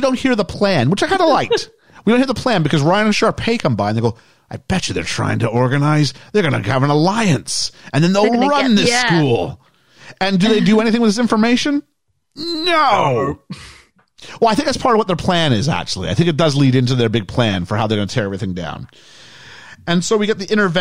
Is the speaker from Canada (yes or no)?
yes; Canada; we're from Canada. We're not that big into our sports, at least not the part I was from